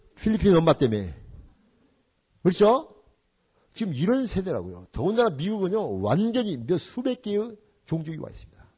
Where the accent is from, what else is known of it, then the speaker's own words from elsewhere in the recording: Jeonju, North Jeolla, South Korea; moved away as an adult; also born or lived in Gwangju; now in United States; 우리 집 전주인데